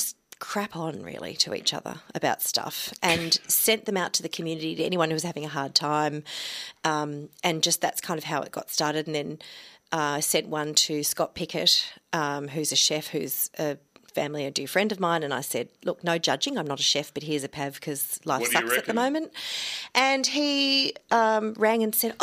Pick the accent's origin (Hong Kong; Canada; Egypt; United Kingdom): Hong Kong; now in Australia; I grew up in Hong Kong